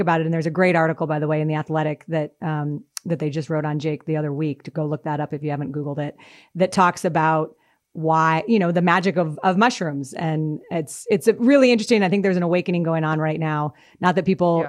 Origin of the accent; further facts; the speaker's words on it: Denver, Colorado, United States; also born or lived in Boston; I grew up in Denver